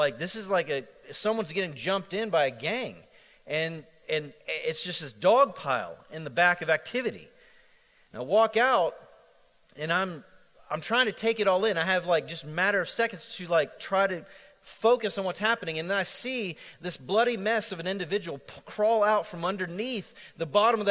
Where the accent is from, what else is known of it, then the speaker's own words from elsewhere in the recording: Central Florida, United States; growing up in Central Florida, it's a very international environment